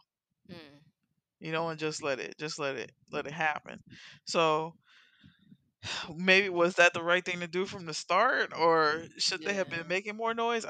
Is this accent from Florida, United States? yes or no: yes; Miami, Florida, United States; I grew up in Miami, but I grew up Carroll City is fucking crazy now